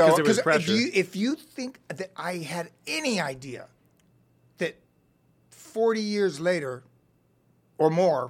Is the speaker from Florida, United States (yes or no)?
yes; Cocoa Beach, Florida, United States; accent: Southern; moved away as an adult; also born or lived in Illinois; now in Los Angeles, United States; I grew up there. I was born in Illinois, but we moved to Florida at 4. And, you know, I have very few memories of Illinois. So I grew up in Florida. But I moved to L.A. in 85.